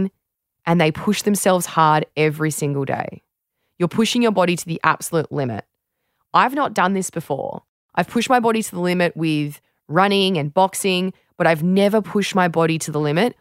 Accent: Australia

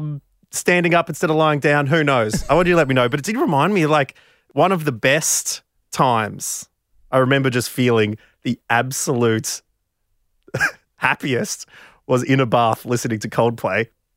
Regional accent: Australia; I'm from Australia, just traveling

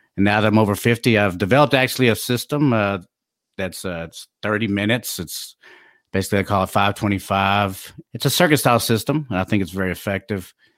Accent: DeSoto, Texas, United States; also born or lived in Plano, Texas; I was born and raised in DeSoto, graduated from Plano

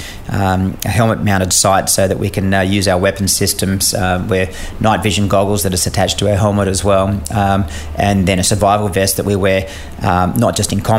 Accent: Australia; I ended up as an Australian officer embedded in a US squadron

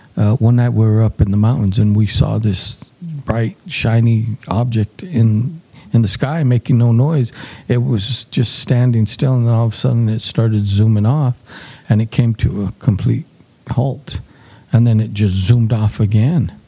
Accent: New Mexico, United States; we're from the New Mexico area

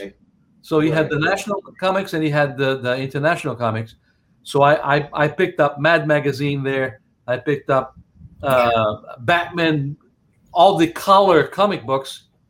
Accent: Brazil; moved away; I was born in Brazil.

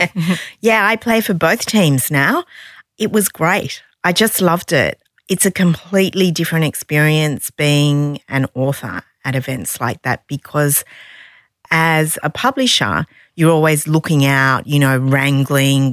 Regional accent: Sydney, New South Wales, Australia; I'm from Sydney

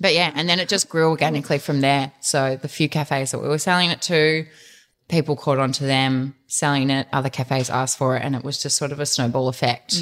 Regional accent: Dandenong Ranges, outside Melbourne, Victoria, Australia; we grew up in the Dandenong Ranges outside of Melbourne

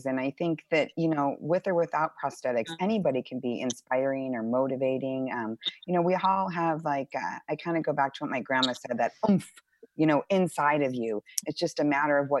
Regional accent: Arizona, United States; I grew up in Arizona

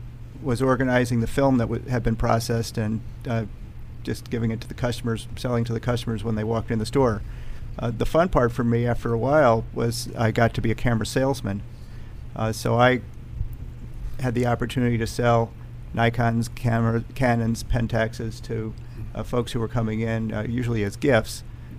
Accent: Washington, District of Columbia, United States; born there; also born or lived in New York / Chicago; I was born in Washington, D.C., seventh mm-hmm. generation, mm-hmm. and mm-hmm. moved to New York and then to Chicago.

